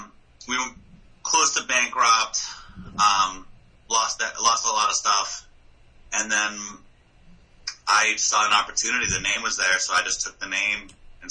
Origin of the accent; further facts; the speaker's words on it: Exeter, New Hampshire, United States; also born or lived in Dover, New Hampshire / York, Maine / Virginia; I was born in Dover, lived in York, Maine, and then moved to Exeter for the most part. Second grade, was when my parents bought the restaurant. Or first grade, yeah. And then lived in Exeter most of my life.